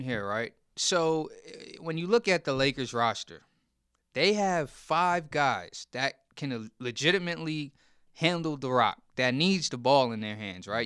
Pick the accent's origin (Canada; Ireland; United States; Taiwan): United States; New York; I'm a New Yorker